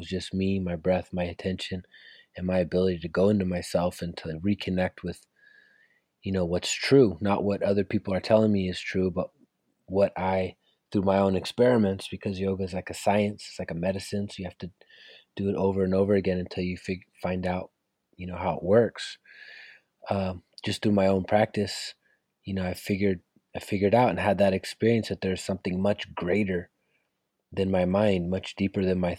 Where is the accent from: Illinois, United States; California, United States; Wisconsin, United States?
California, United States; sort of my journey of, you know, growing up in the Bay Area.